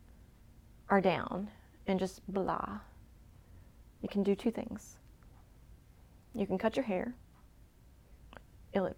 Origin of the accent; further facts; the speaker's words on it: Mississippi, United States; now in Beaufort, United States; I'm from Mississippi